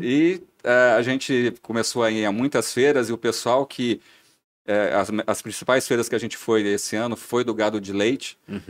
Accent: interior of São Paulo, Brazil; moved away as an adult; now in Blumenau, Brazil; não sou de Blumenau. Estou a Blumenau já há bastante tempo, aproximadamente 15 anos entre idas e vindas mas eu sou do interior de São Paulo

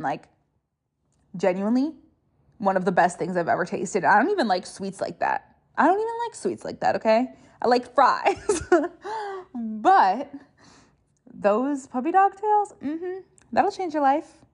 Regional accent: Rochester, Minnesota, United States; moved away as an adult; now in Minneapolis, United States; my hometown's Rochester.

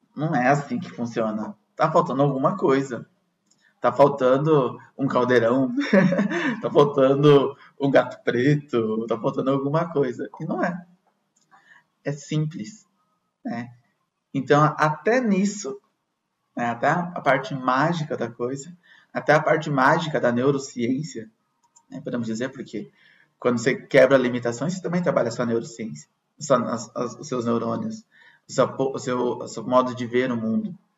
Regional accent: Brazil; nós que somos brasileiros

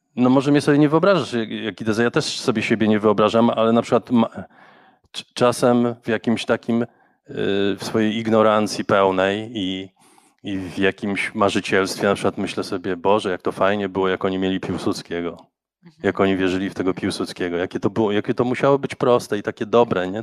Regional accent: Warsaw, Masovian Voivodeship, Poland; Ja się wychowałem na Grochowie

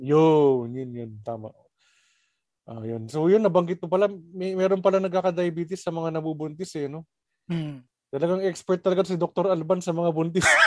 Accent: Labrador, Ilocos Region, Philippines; Sa sa may Labrador, taga Labrador kami, Pangasinan.

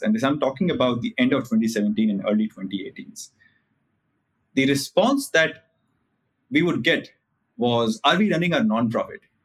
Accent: India; as an Indian

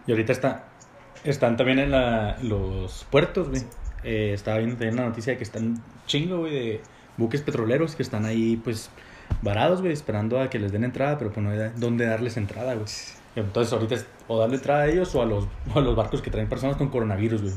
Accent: Chihuahua, Mexico; yo, pues, de Chihuahua

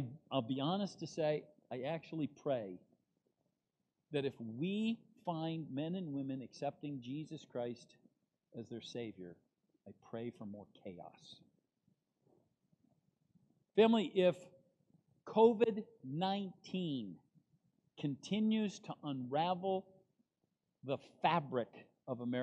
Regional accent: United States; as an American

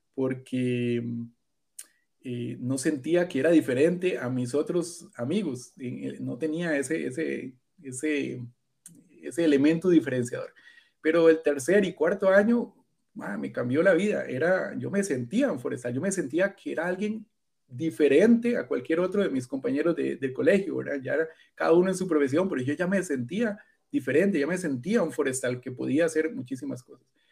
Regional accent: near Alajuela, Costa Rica; yo nací en realidad acá en Costa Rica, eh, en el borde del Valle Central, de las montañas, en una ciudad cerca de, Alajuela

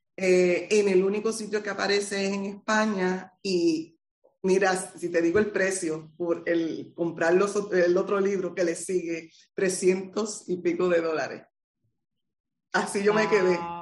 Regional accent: Utuado, Puerto Rico; moved away as an adult; now in Arecibo, Puerto Rico; soy del pueblo de Utuado, eh, pero llevo más de 30 años residiendo en el pueblo de Arecibo

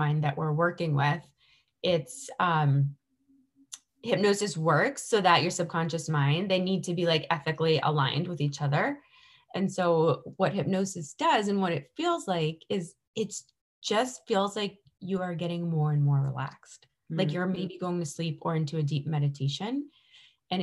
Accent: Boston, Massachusetts, United States; growing up around Boston

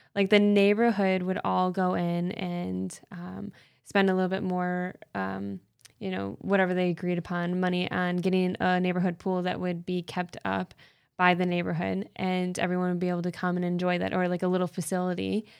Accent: Canton, Michigan, United States; I'm from Canton, Michigan

